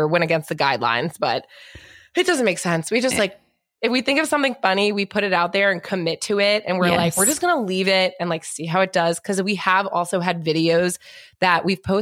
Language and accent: English; New York, United States; also born or lived in North Carolina; I grew up in New York.